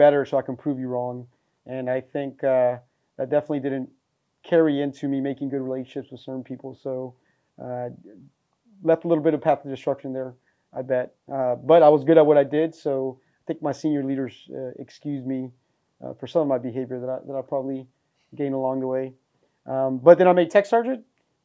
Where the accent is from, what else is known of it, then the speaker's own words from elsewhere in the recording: Fort Worth, Texas, United States; moved away; Inner city kid from Fort Worth, Texas.